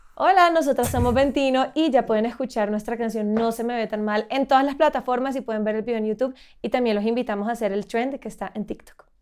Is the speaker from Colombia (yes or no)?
yes; Santa Marta, Magdalena, Colombia; yo soy de Santa Marta, como te contaba, y allá hay mucha naturaleza, está el Parque Tayrona, está el mar, y yo como que siempre crecí con esa conciencia del medio ambiente